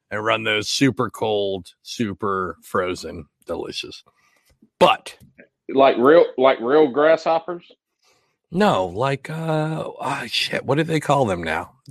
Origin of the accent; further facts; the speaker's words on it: Washington, United States; moved away; also born or lived in New Jersey; I'm originally from Washington State.